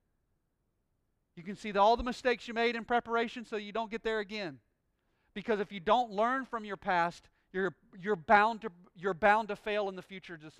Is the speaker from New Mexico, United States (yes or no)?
no; Pensacola, Florida, United States; I'm from Pensacola, Florida, born and bred here my entire life